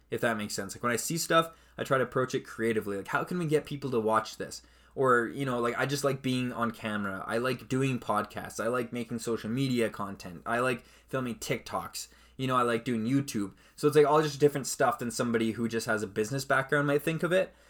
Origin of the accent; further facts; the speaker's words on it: Canada; I'm Canadian